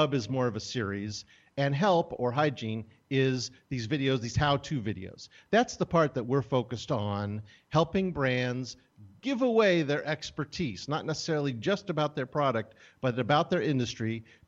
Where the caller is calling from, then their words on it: Portland, Oregon, United States; also born or lived in California; Portland, Oregon.